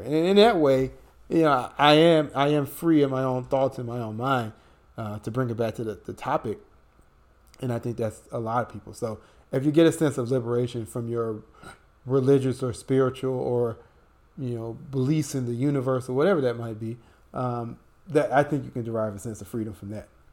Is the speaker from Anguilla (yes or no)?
no; United States; Brian and I, you know, we're born and raised in the United States